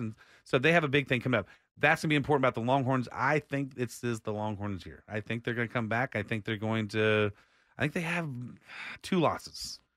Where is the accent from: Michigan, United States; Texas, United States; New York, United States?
Texas, United States; Austin; I was born raised in Austin